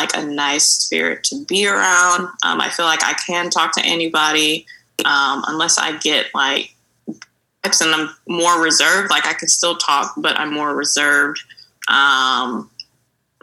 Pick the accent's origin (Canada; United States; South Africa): United States; Mobile, Alabama; moved away as an adult; now in Dallas, United States; I'm from Mobile, Alabama